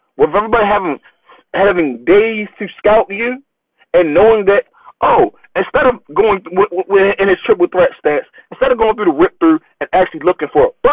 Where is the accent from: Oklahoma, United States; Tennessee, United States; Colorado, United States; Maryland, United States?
Maryland, United States; Baltimore; We are both from Baltimore